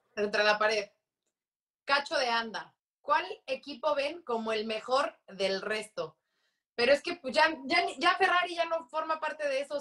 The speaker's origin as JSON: {"language": "Spanish", "country": "Mexico", "said": "como mexicanos, como latinos"}